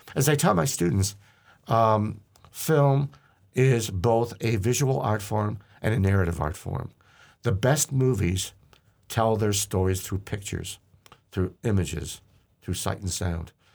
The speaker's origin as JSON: {"language": "English", "town": "Hamtramck", "region": "Michigan", "country": "United States", "tie": "born or raised there", "said": "I grew up in Hamtramck, Michigan, and the neighborhood movie theater was literally two blocks from where I lived"}